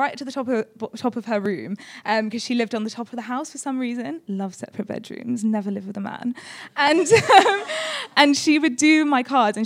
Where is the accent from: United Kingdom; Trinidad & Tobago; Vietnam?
United Kingdom; Leicester, East Midlands; I'm from Leicester